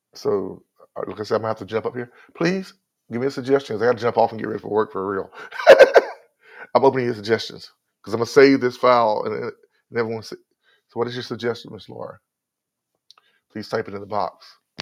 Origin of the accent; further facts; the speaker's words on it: North Carolina, United States; I'm from North Carolina. I'm a Southerner.